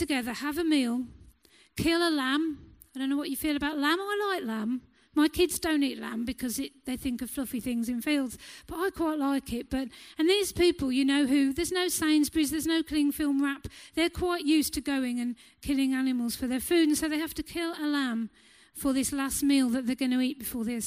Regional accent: England, United Kingdom; us as English people

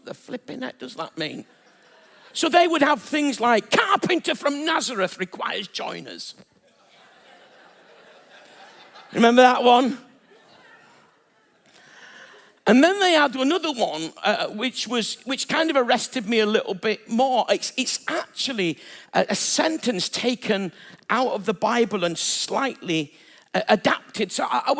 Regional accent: Bradford, Yorkshire and the Humber, United Kingdom; moved away; I'm originally from Bradford

